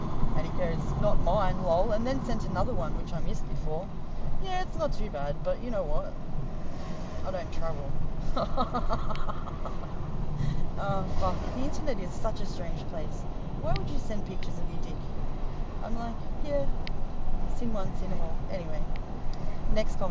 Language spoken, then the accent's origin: English; Sydney, New South Wales, Australia; Sydney, Australia